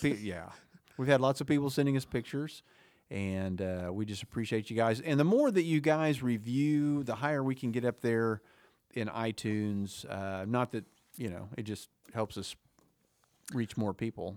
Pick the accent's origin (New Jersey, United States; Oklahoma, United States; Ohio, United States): Oklahoma, United States; we grew up in Oklahoma in the South or Midwest or whatever you wanna call our area